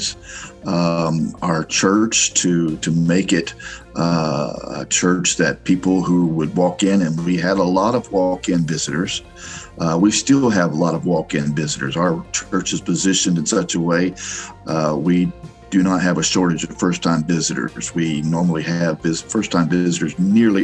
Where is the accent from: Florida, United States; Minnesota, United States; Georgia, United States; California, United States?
Florida, United States; Miami; moved away as an adult; also born or lived in Romania; now in Orlando, United States; I was born in Miami